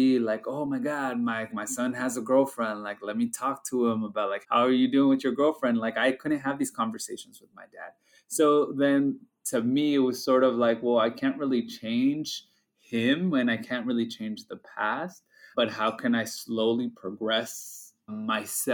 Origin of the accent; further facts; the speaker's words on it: United States; our experience as being bicultural, first-generation Mexican-American